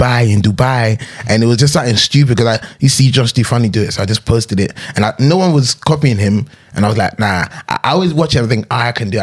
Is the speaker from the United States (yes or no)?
no; Birmingham, West Midlands, United Kingdom; accent: Ghanaian from Birmingham; Now I'm going through my accents. Ghanaian from Birmingham into my London accent.